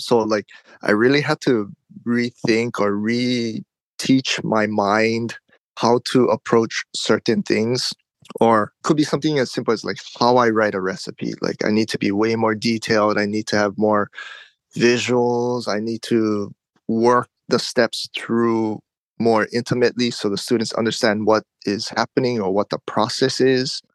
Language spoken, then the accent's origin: English; Oahu, Hawaii, United States; also born or lived in Big Island, Hawaii; now in Hilo, United States; I moved from the Big Island back to Oahu, where I was born and raised